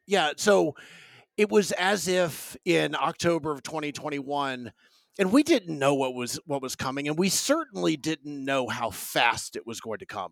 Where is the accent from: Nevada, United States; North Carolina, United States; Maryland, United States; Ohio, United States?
North Carolina, United States; Raleigh; I'm from Raleigh, North Carolina